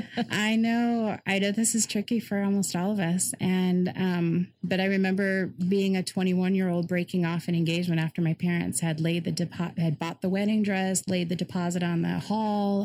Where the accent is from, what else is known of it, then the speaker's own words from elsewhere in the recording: Cleveland suburbs, Ohio, United States; also born or lived in Colorado; And then we moved up to Ohio, um, Cleveland suburbs area.